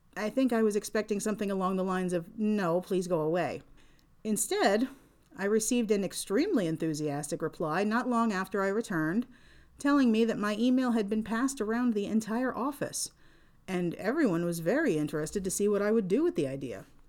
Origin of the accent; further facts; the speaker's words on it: Pennsylvania, United States; my home state of Pennsylvania